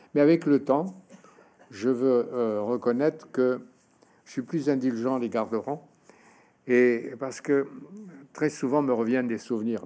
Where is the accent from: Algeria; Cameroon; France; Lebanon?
Algeria; Oran, Oran Province; moved away; on a grandi comme ça au Oran